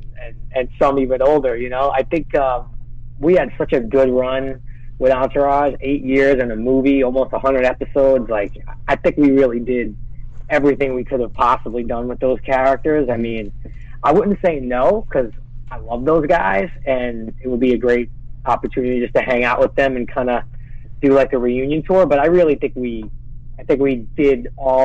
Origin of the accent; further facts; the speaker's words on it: New York City, New York, United States; I grew up in Brooklyn